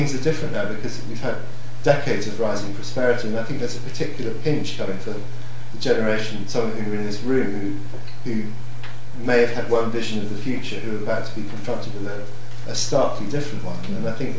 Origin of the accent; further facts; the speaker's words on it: Hong Kong; I mean, I grew up in Hong Kong